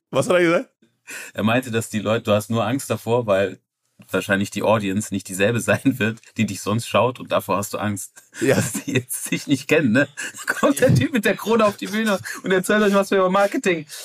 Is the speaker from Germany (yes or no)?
no; Netherlands; Gott, mein, ich komme aus Holland. Ich liebe holländischen Dialekt. Ich liebe Holland auch.